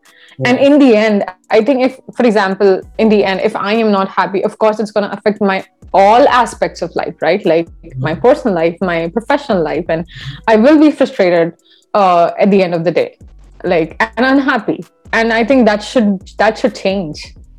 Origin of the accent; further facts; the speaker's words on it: India; now in Canada; I had that issue when I moved to from India to Canada